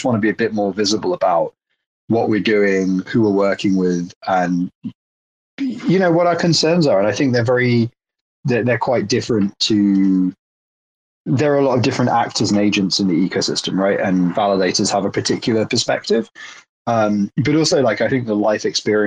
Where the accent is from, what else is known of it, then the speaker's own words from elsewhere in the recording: United Kingdom; as a British person